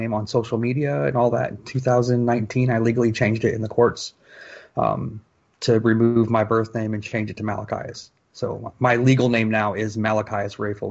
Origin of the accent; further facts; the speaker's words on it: Fort Wayne, Indiana, United States; I was born and raised in Fort Wayne, Indiana